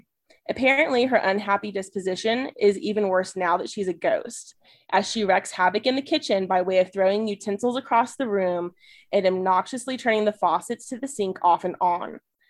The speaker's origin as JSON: {"language": "English", "town": "San Antonio", "region": "Texas", "country": "United States", "tie": "born or raised there", "said": "my hometown, San Antonio, Texas."}